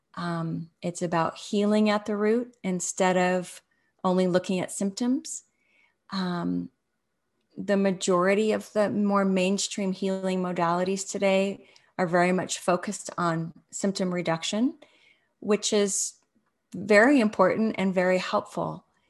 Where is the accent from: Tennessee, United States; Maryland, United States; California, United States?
California, United States; Los Angeles; moved away; where I grew up in Los Angeles